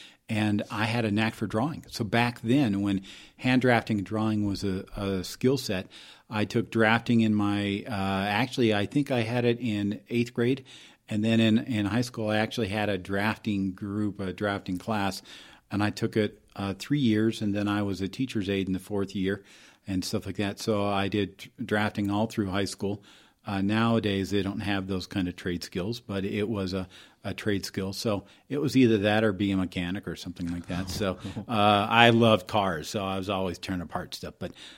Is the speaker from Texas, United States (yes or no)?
no; Phoenix, Arizona, United States; So I grew up in Phoenix